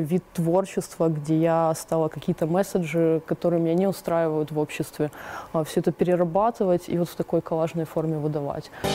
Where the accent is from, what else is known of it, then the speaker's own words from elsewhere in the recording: Donetsk, Donetsk Oblast, Ukraine; moved away as an adult; now in Mariupol, Ukraine; Мы с Дианой, э, подруги Донецкие еще, э, до военных времен